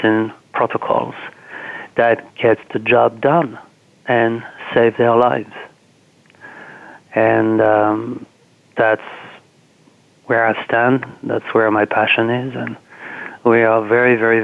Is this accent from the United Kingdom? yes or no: no; France; now in Washington, D.C., United States; I'm from France